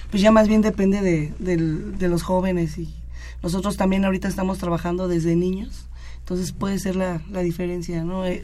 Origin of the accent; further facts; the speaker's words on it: Mexico City, Mexico; yo vengo de la Unidad Independencia, ahí lleva el judo más de 50 años, entonces como que ahí sí es obligatorio casi toda la comunidad ir y hacer, practicar judo.